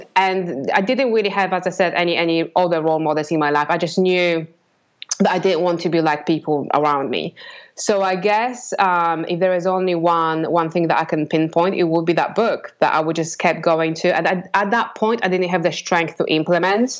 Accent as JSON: {"language": "English", "country": "Poland", "tie": "born or raised there", "second_language": "English", "moved": "as an adult", "lives_now": "England", "said": "grew up in Poland, and um, I kind of was in a very regular, ordinary family living in a block block of flats"}